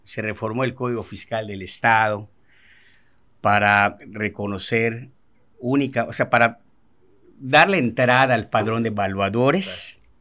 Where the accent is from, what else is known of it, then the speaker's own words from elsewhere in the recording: Mérida, Yucatán, Mexico; yo soy nacido y crecido aquí en Mérida, Yucatán